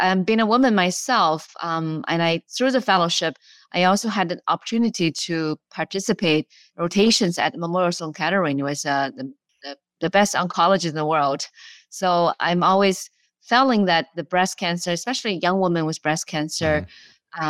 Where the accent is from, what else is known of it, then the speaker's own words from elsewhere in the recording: China; English is a second language; moved away as an adult; now in United States; Long path. I came from China many years ago. I graduated from medical school there and went to a graduate school in Beijing